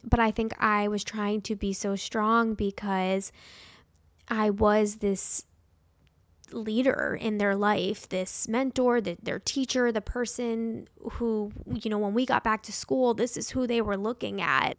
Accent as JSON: {"language": "English", "town": "Parkland", "region": "Florida", "country": "United States", "tie": "born or raised there", "said": "my first year of teaching in Parkland, Florida. I was only twenty-two when this happened. I was fresh out of college, the most excited to be back at the high school I graduated from"}